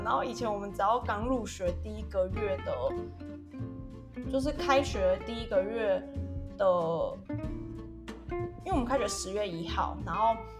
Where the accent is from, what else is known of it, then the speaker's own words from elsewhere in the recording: Taiwan; also born or lived in France; 我们在台湾